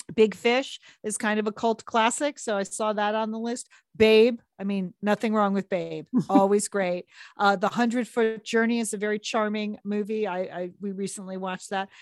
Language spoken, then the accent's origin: English; Southport, Connecticut, United States; my hometown library